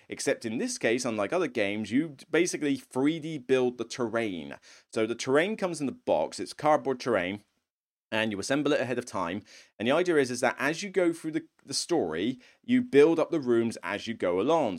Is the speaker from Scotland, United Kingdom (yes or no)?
no; Somerset, South West England, United Kingdom; moved away; I'm originally from Somerset